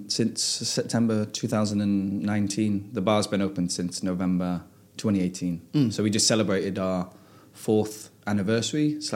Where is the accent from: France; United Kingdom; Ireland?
United Kingdom; Macclesfield, North West England; moved away as an adult; now in Norway; I'm from a town called Macclesfield, just south of uh, Manchester. Mm -hmm. Uh, and I came over in 2016 uh, with my then uh, wife.